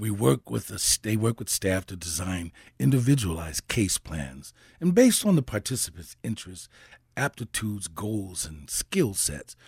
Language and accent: English; Saint Paul, Minnesota, United States; I grew up in Saint Paul and went to um, grade school and junior high school and eventually, um, high school, Saint Paul